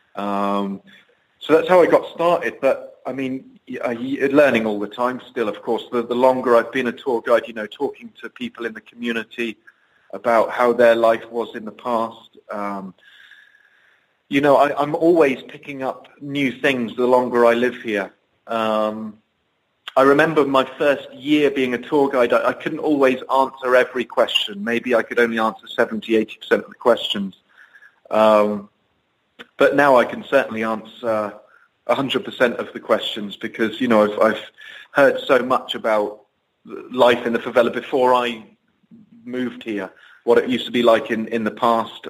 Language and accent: English; Bude, South West England, United Kingdom; moved away as an adult; now in Rio de Janeiro, Brazil; I grew up in the southwest of England, a, a small little coastal town called Bude